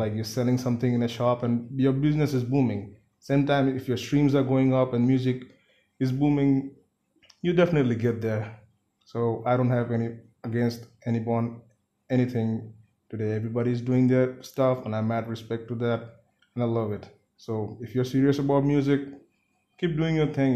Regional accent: Siliguri, West Bengal, India; first language Bengali; English is a second language; I'm from Siliguri

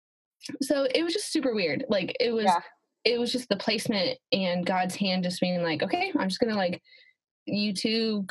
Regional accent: Alaska, United States; I was also raised in Alaska. And by the way, I'm from Alaska.

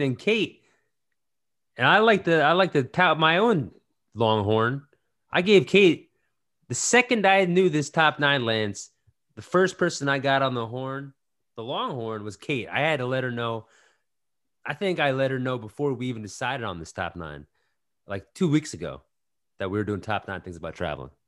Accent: New York, United States; growing up around New York

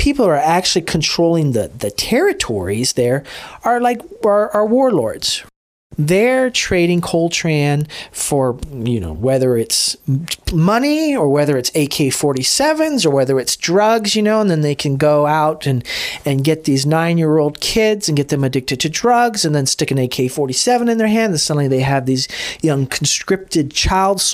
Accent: DR Congo; I grew up in the Congo

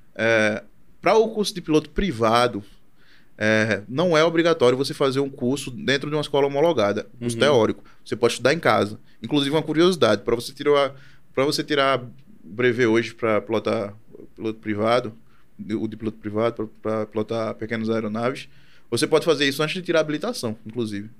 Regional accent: Brazil; also born or lived in Chile; eu dizia que era brasileiro

